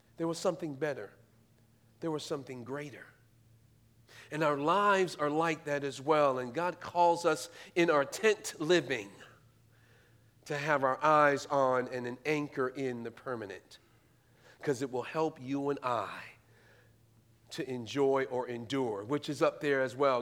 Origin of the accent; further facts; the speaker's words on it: New York City, New York, United States; moved away as an adult; now in Indianapolis, United States; I'm originally from New York. I'm a native New Yorker, born and raised in Brooklyn